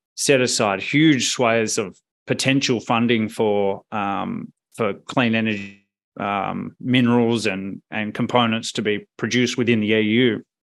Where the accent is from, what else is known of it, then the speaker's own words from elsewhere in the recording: Perth, Western Australia, Australia; moved away as an adult; I am from Perth originally, Um, grew up there, went to uni there